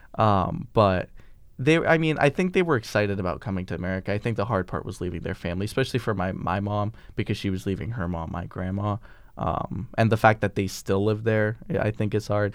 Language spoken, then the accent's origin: English; Vermont, United States; we're from Vermont